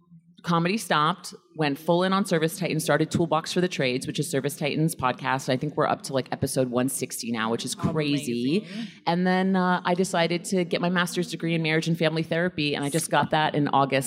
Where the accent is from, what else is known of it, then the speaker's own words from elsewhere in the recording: New York City, New York, United States; I'm from Flushing, Queens